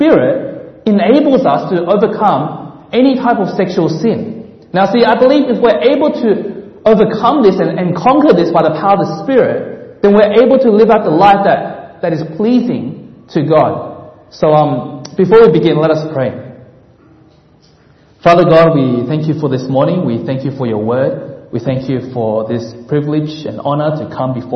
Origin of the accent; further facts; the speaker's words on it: Australia; moved away as an adult; now in Menlo Park, United States; I'm originally from Australia, and I've migrated over here to serve at the Home of Christ